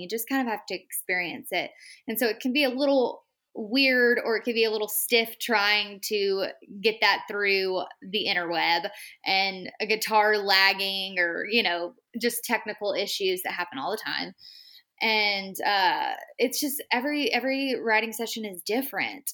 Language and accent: English; Texas, United States; I'm from Texas. So I had quite a bit of a hike from my little small town